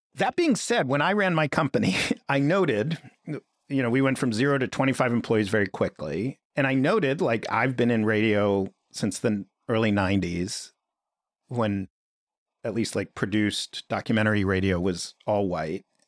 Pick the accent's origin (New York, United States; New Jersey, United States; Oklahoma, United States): New York, United States; New York City; I grew up in Greenwich Village